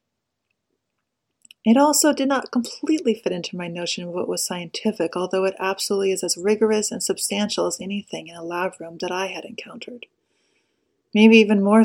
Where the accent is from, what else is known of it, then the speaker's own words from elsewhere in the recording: United States; definitely an American